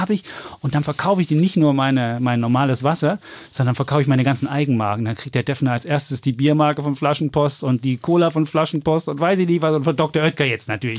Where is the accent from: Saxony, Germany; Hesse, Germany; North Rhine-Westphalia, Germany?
Saxony, Germany; Leipzig; Ich bin ja als Leipziger natürlich RB Leipzig-Fan